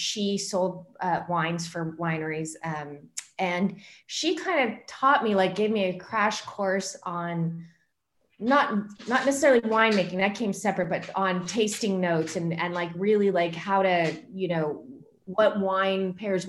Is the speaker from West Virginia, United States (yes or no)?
no; Southern California, United States; I'm originally from Southern California